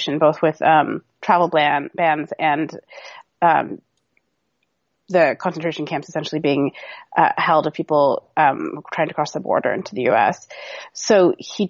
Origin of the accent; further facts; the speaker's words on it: Seattle, Washington, United States; I grew up in Seattle, Washington